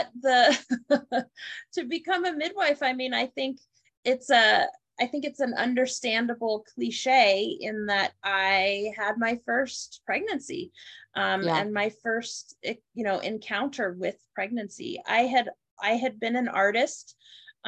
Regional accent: United States; I am born and raised in America

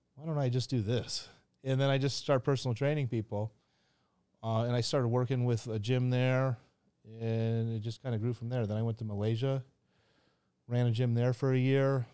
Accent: Kansas City, United States; now in Phuket, Thailand; I grew up in Kansas City, which is a horrible place.

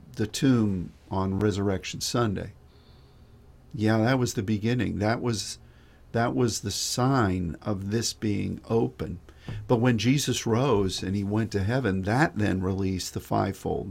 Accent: United States; as an American

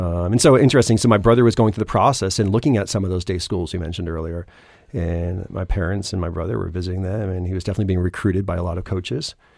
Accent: Acton, Massachusetts, United States; I grew up in Acton, went to Acton Boxborough

